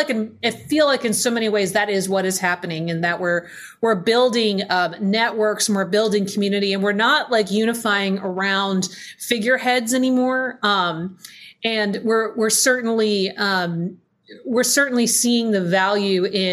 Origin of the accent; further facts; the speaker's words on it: Oregon, United States; I grew up here in Oregon